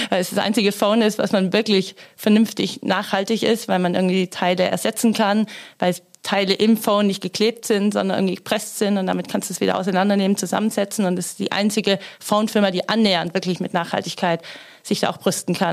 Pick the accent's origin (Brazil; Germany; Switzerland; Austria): Germany; Baden-Württemberg; ich komme aus Stuttgarter Gegend, da braucht man auch einen Bosch-Motor dann.